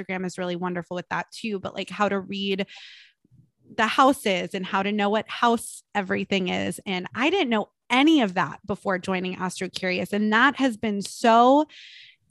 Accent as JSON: {"language": "English", "town": "Los Angeles", "region": "California", "country": "United States", "tie": "born or raised there", "said": "I was born in Los Angeles"}